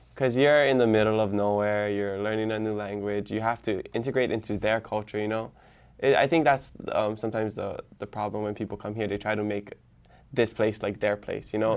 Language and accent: English; Hawaii Island, United States; first language Hawaiian; English is a second language; also born or lived in Hilo; for middle school and high school, I went to Kekula Onava Hill Colonial Pool in Kael on, um, Hawaii Island